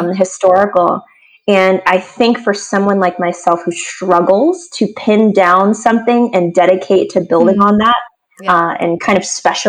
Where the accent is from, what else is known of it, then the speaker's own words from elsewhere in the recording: Washington, District of Columbia, United States; also born or lived in New York; My family, we are culturally and genealogically, we are from the DC area. We still are there today. So I grew up in the East Coast sort of climate